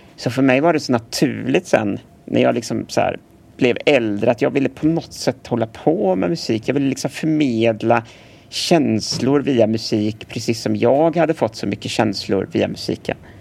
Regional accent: Gothenburg, Västra Götaland, Sweden; Jag är född här i Göteborg på 80-talet

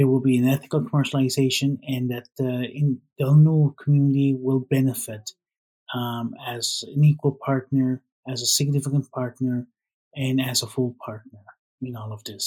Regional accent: Canada; I grew up in Baligoid First Nation, but nobody really knows where that is

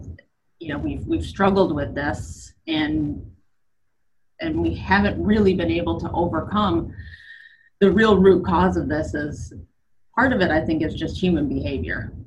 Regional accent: Michigan, United States; also born or lived in Middle East; now in Atlanta, United States; I'm originally from Michigan, moved down here many years ago

